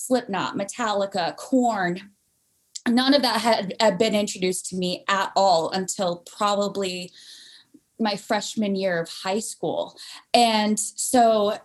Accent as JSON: {"language": "English", "town": "Provo", "region": "Utah", "country": "United States", "tie": "born or raised there", "said": "I'm from Provo, Utah. And so I grew up in a very, heavily Mormon populated, area"}